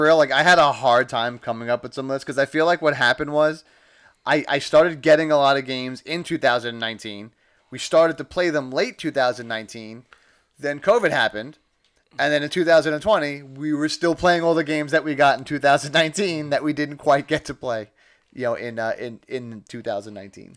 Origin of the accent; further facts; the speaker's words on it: New York City, New York, United States; I'm from Staten Island.